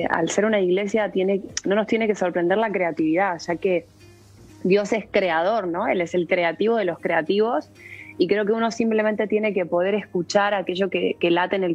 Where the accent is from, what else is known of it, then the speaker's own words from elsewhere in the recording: Argentina; now in Spain; Llevo varios años, llevo varios años en España, pero soy nacida en Argentina.